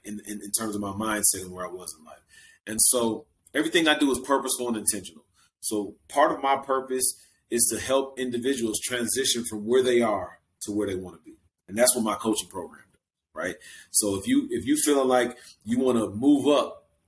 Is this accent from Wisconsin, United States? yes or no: yes; Milwaukee, Wisconsin, United States; that's why I love my hometown, Milwaukee